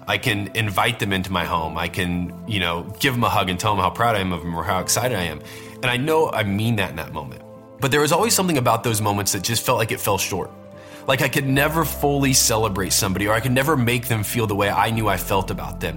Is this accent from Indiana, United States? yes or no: yes; Warsaw, Indiana, United States; I grew up in Warsaw, Indiana, which is a little town kind